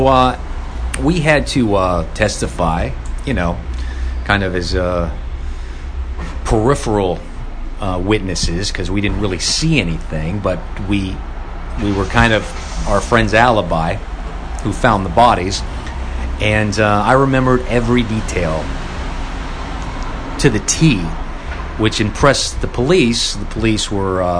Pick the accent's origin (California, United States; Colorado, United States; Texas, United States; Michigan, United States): California, United States; Los Angeles; Growing up in Van Nuys, California